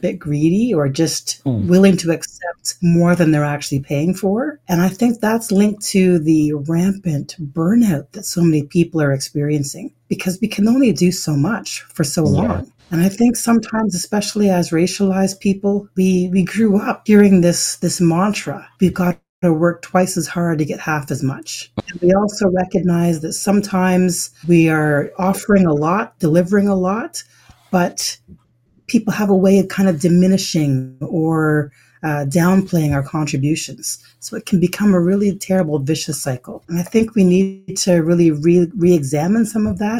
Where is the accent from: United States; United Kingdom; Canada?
Canada; also born or lived in Ottawa, Canada; I was born in Canada, my mother's from Jamaica, my father's from Ghana